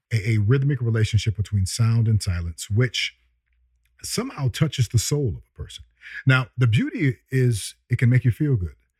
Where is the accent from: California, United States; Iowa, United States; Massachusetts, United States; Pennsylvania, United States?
California, United States; San Francisco; also born or lived in Chicago, Illinois; I was born in Chicago. And we left when I was two or three, okay, coming to San Francisco.